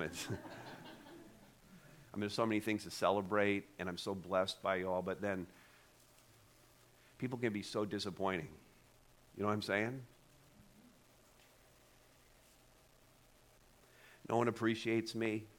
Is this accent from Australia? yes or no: no; Montreal, Quebec, Canada; now in Ontario, Canada; I was born in Montreal, so I'd have to make the trip back to Quebec